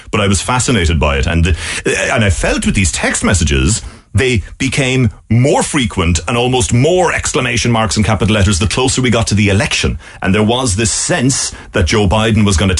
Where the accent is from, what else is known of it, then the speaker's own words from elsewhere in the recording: Ireland; moved away as an adult; now in Washington, United States; the Irish journalist